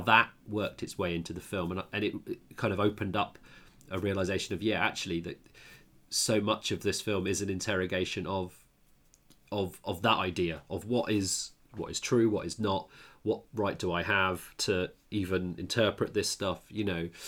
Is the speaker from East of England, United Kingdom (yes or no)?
yes; Luton, East of England, United Kingdom; moved away; I grew up in Luton